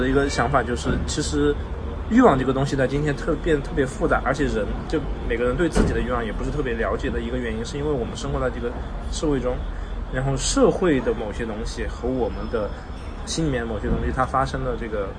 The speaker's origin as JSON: {"language": "Chinese", "region": "northeastern China", "country": "China", "moved": "yes", "lives_now": "Chengdu, China", "said": "我是个东北人。"}